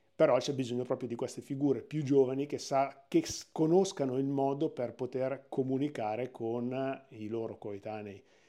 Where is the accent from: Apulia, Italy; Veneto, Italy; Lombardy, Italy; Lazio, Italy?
Lombardy, Italy; province of Milan; Io sono, sono milanesissimo, sono nato proprio nella provincia di Milano, nella zona sud-est